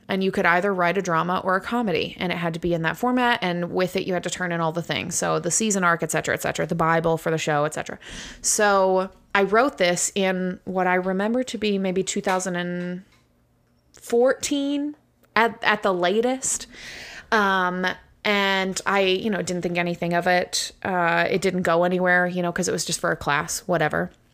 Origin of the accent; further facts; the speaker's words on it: United States; first language English; I am from America, and so English is my first language.